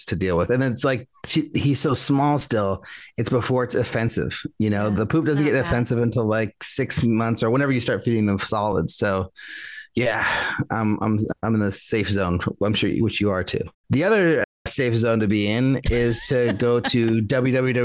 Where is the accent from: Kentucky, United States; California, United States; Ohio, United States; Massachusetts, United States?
California, United States; Vallejo; my hometown in Vallejo